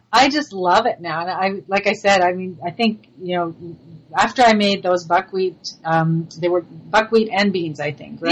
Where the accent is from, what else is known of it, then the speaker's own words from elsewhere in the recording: Montreal, Quebec, Canada; accent: French influence; moved away; I'm originally from Montreal, so I have a little bit of that French influence